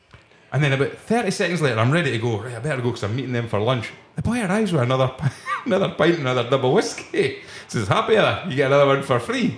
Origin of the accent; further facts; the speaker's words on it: Scotland, United Kingdom; I said, yeah, I'm Scottish.